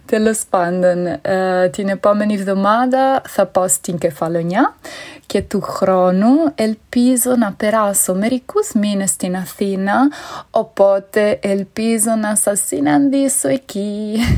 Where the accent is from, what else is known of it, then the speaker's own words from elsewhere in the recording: Italy; Greek is a second language; moved away as an adult; now in Lisbon, Portugal; εγώ είμαι Ιταλίδα, αλλά μένω στην Πορτογαλία τα τελευταία 12 χρόνια, τόσο καιρό, στην Λισαβόνα